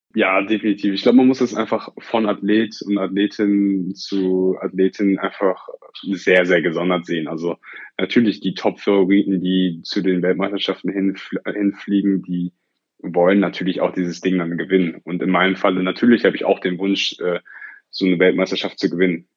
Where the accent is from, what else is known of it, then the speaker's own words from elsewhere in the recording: Oberhausen, North Rhine-Westphalia, Germany; einen sogenannten Schulwettlauf bei uns in Oberhausen